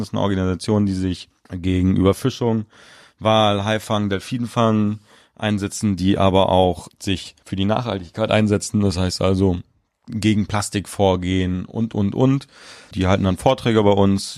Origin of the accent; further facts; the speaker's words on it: Mecklenburg-Vorpommern, Germany; moved away; Ich komme gebürtig aus Mecklenburg-Vorpommern